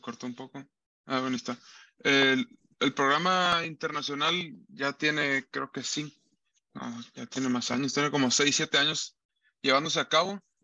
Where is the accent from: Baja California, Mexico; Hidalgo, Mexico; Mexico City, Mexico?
Baja California, Mexico; Tijuana; Alfredo es aquí mi paisano también, los dos somos de Tijuana